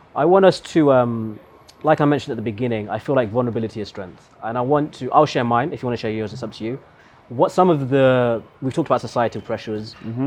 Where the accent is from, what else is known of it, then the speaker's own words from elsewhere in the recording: Meru, Meru County, Kenya; we're both from Meru